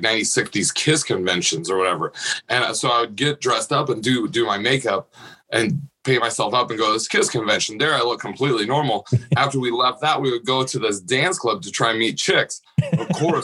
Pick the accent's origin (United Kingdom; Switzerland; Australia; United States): United States; Nebraska; I grew up in a smaller town in Nebraska